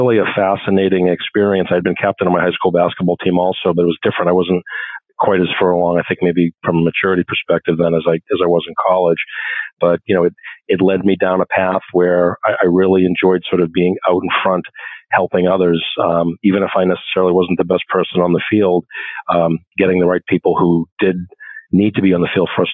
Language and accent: English; Ipswich, Massachusetts, United States; I was raised in Ipswich, Mass, beautiful little seaside community north of Boston